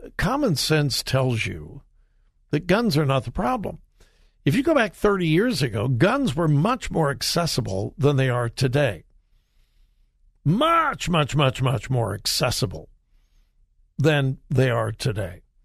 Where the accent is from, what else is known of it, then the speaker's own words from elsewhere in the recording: California, United States; moved away; California My home state, born and raised in California